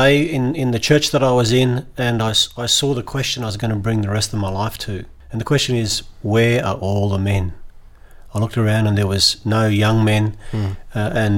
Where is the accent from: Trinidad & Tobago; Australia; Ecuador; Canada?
Australia; Western Australia; moved away as an adult; I was born in Western Australia to European migrants, grew up as a Catholic, going to schools in Western Australia